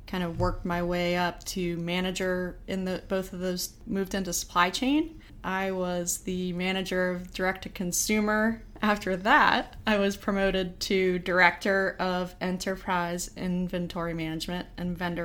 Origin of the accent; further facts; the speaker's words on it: Pittsburgh, Pennsylvania, United States; moved away as an adult; also born or lived in Buffalo, New York / Albany, New York / Indianapolis; I'm from Pittsburgh, Pennsylvania.